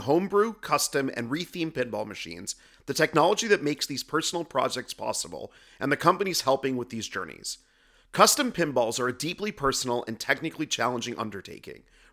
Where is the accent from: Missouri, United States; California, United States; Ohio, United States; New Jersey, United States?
Ohio, United States; northeastern; moved away; I'm from Ohio as well, originally